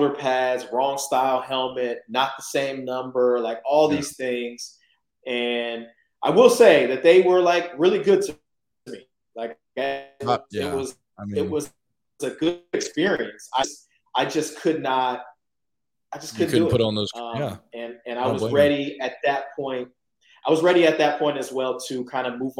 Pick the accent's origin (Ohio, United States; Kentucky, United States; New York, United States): Ohio, United States; Columbus; I'm from Columbus, Ohio